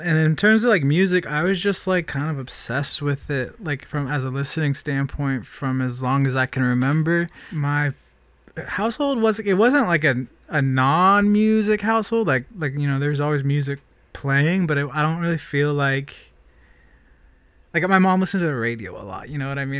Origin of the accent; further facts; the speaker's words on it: Springfield, Oregon, United States; I grew up in Springfield, Oregon.